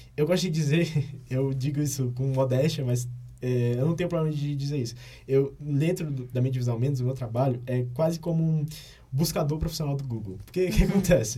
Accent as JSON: {"language": "Portuguese", "town": "Fortaleza", "region": "Ceará", "country": "Brazil", "moved": "as an adult", "lives_now": "Brasília, Brazil", "said": "eu sou de Fortaleza"}